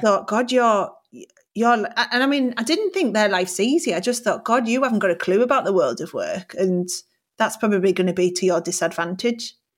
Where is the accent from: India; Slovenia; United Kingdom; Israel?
United Kingdom; Middlesbrough, North East England; moved away; also born or lived in Newcastle; I was actually born in Newcastle, but I grew up in Middlesbrough